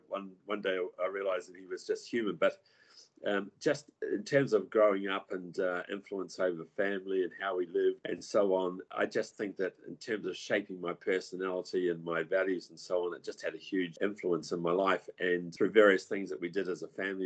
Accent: New Zealand; moved away; I come from New Zealand, and New Zealand's quite progressive

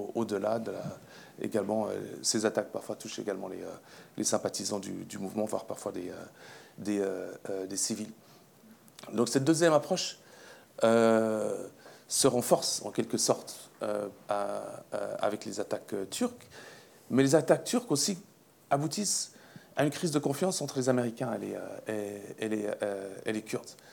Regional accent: Switzerland; Je suis suisse

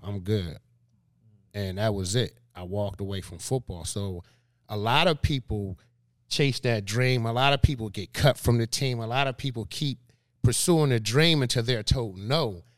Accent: Philadelphia, Pennsylvania, United States; born and raised in Philadelphia

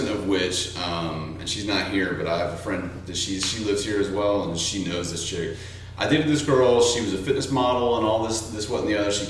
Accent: the South, United States; I'm from the South and I come from a very religious family.

